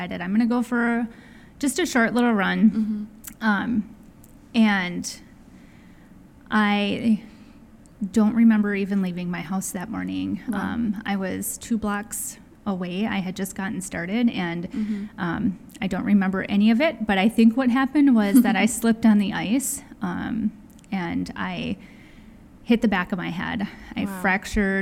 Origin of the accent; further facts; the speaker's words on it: Wisconsin, United States; moved away as an adult; I grew up in Wisconsin, followed a boy around the country, moved several times